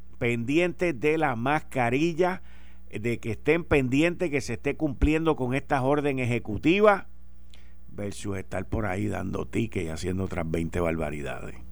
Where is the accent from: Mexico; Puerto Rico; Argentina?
Puerto Rico; somos los puertorriqueños